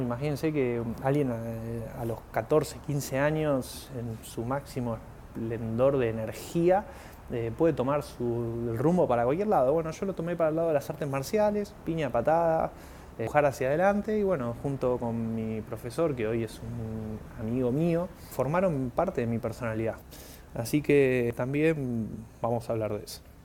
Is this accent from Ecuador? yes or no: no; Argentina; soy argentino